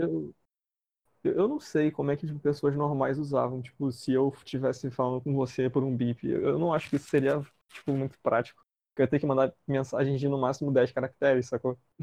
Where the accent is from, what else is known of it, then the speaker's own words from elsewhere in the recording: Rio de Janeiro, Brazil; eu venho de Bangu